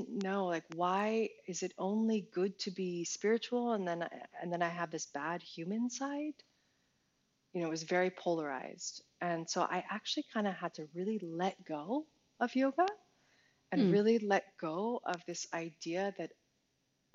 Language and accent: English; New York, United States; as an American, as a New Yorker, as a performer